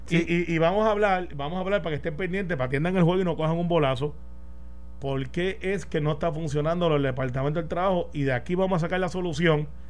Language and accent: Spanish; Guaynabo, Puerto Rico; Guaynabo, de donde yo soy, aunque no resido ahí ya, pero yo soy del barrio Santa Rosado y criado en Cantagallo